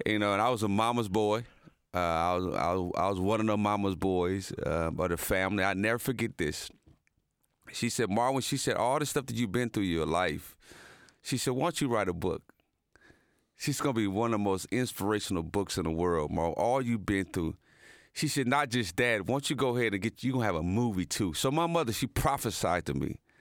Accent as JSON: {"language": "English", "town": "Muncie", "region": "Indiana", "country": "United States", "tie": "born or raised there", "also_born_or_lived": "Dallas, Texas", "moved": "as an adult", "said": "my hometown of Delaware County"}